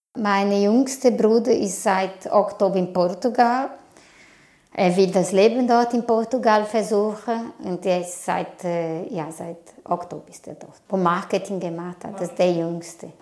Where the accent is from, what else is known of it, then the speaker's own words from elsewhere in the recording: Brazil; German is a second language; now in Switzerland; Ich komme aus Brasilien und bin ich seit 24 Jahren hier.